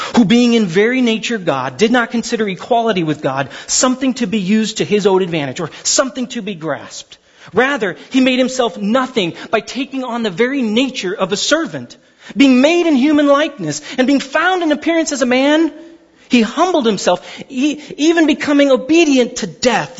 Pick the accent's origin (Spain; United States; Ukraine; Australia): United States; Glendora, California; I grew up in Glendora half my life